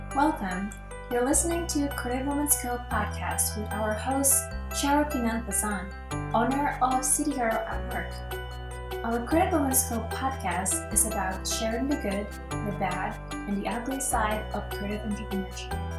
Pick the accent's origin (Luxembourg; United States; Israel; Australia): Australia; I'm Australian